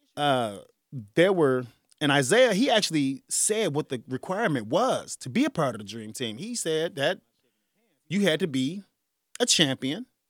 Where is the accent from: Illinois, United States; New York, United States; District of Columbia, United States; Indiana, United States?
Illinois, United States; Chicago; I'm from the south side of Chicago